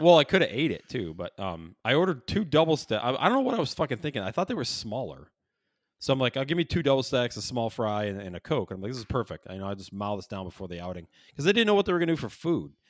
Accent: Syracuse, New York, United States; now in Chicago, United States; I grew up in Syracuse, moved to Chicago

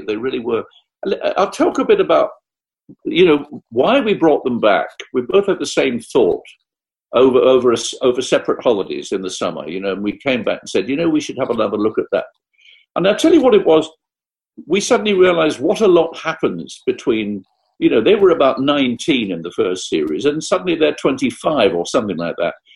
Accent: Essex, East of England, United Kingdom; I'm from Essex

